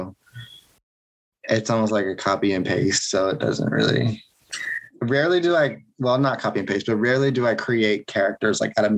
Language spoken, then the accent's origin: English; Atlanta, Georgia, United States; Yeah, I'm from Georgia.